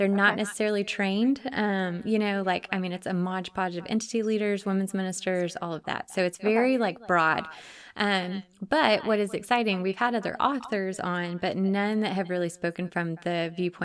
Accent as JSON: {"language": "English", "area": "Dallas area", "region": "Texas", "country": "United States", "tie": "born or raised there", "said": "We actually are from very close to where I grew up and where we were, but we totally missed each other because Dallas is so huge"}